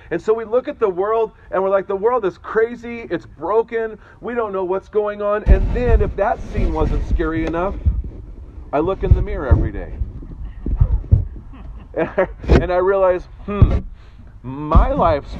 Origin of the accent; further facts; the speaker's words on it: Northern California, United States; moved away; someone who grew up in Northern California